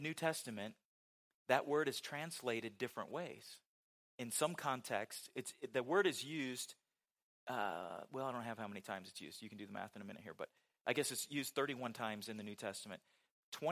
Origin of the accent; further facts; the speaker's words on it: West Coast, United States; moved away; Growing up on the West Coast